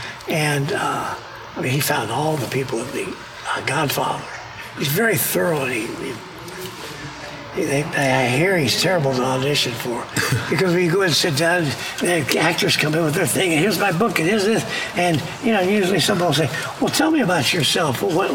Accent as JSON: {"language": "English", "region": "Oklahoma", "country": "United States", "tie": "born or raised there", "also_born_or_lived": "Italy", "moved": "as an adult", "said": "I'm from Oklahoma."}